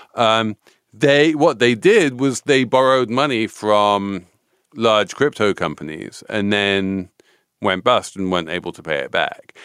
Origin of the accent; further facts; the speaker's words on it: England, United Kingdom; As an English person